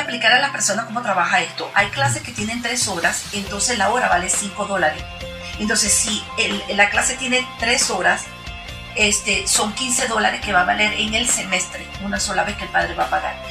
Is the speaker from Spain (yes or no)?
no; Venezuela; now in Utah, United States; yo soy venezolana